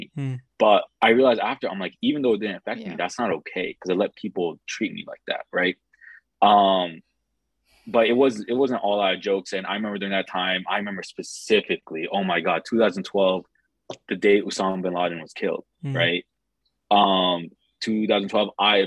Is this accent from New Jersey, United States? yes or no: yes; Mahwah, New Jersey, United States; moved away as an adult; also born or lived in Rochester, New York; now in South Jersey, United States; I grew up in a place called Mahwah, New Jersey